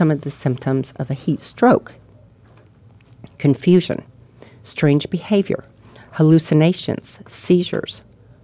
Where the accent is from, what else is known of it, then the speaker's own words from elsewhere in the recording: Arizona, United States; moved away as an adult; also born or lived in Ohio; I grew up here, and I lived here. I didn't move away from Arizona until I was 26